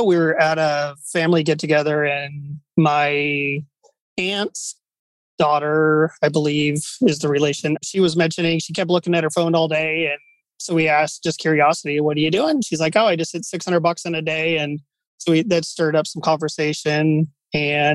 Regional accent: Seattle area, Washington, United States; moved away; We are originally from Seattle area, just south of Seattle

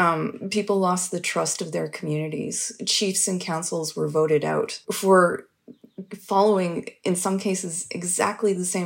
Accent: Fernie, British Columbia, Canada; So I'm from Fernie, BC

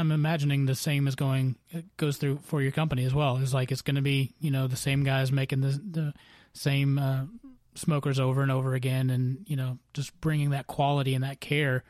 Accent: Kentucky, United States; I'm a guy from Kentucky.

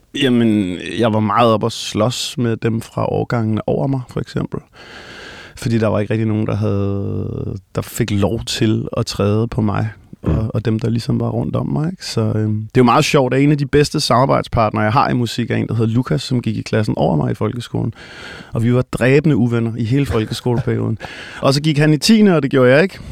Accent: Copenhagen, Capital Region of Denmark, Denmark; Jeg er øh, født og opvokset i København, nærmere bestemt i den del, der hedder Hellerup

